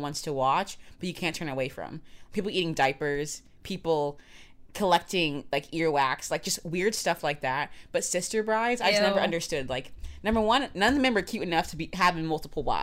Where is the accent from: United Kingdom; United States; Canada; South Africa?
United States; Florida; moved away; I was from Florida.